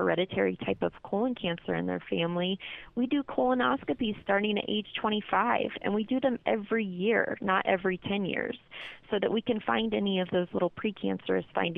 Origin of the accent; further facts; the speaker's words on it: Kansas City, United States; moved away as an adult; now in Colorado, United States; I'm originally from Kansas City, but I came out here, looked at CU Boulder, and fell in love with it